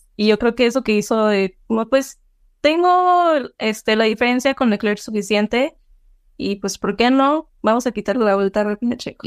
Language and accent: Spanish; Mexico; como mexicanos